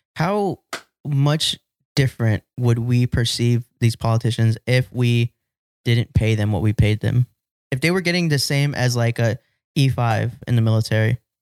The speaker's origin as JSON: {"language": "English", "country": "United States", "said": "as a Chicano, like a Mexican American, I can say that I'm, I love being an American"}